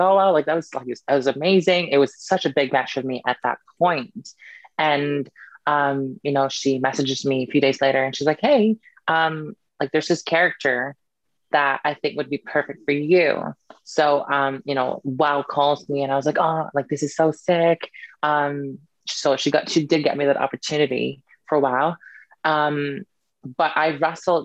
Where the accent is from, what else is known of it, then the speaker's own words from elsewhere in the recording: Canada; moved away as an adult; also born or lived in Philippines; now in United Kingdom; I grew up in Canada